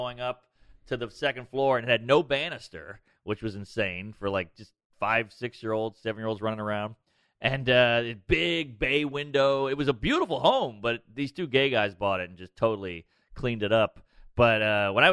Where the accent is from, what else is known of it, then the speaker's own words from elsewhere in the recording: New Orleans, Louisiana, United States; I grew up in the Marigny, right outside the French Quarter